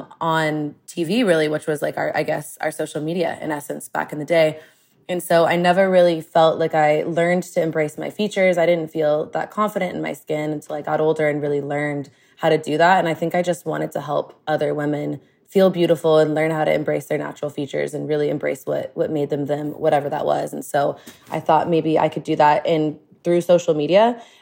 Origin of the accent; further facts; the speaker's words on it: Austin, Texas, United States; But I grew up in Austin. And when I grew up in Austin back in the day, there was not a lot of diversity here. I'm Lebanese and I was pretty much the diversity